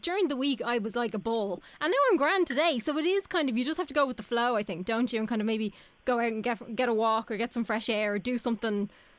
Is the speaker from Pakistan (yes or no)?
no; Ireland; as Irish people